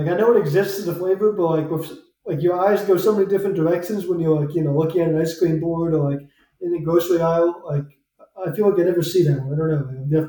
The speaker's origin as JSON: {"language": "English", "region": "New Jersey", "country": "United States", "tie": "born or raised there", "said": "I know they're back home in my home state, New Jersey."}